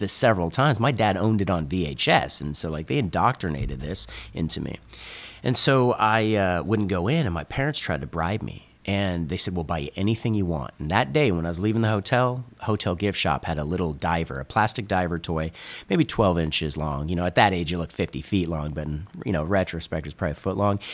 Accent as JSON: {"language": "English", "region": "Northern California", "country": "United States", "tie": "born or raised there", "said": "I grew up in NorCal, and I grew up skimboarding"}